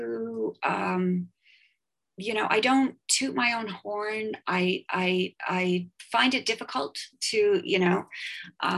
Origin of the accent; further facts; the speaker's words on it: Toronto, Ontario, Canada; I grew up in Toronto